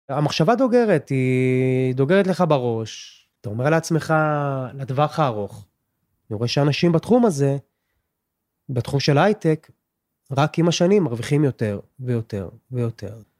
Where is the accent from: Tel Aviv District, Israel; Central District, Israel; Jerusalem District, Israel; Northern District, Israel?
Jerusalem District, Israel; Jerusalem; בן 30, מירושלים